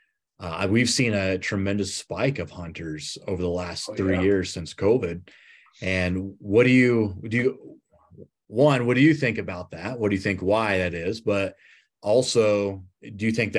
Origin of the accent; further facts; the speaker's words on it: Nebraska, United States; now in Colorado, United States; I grew up in the Midwest. I grew up in Nebraska, where there was no draw system. And when I moved to Colorado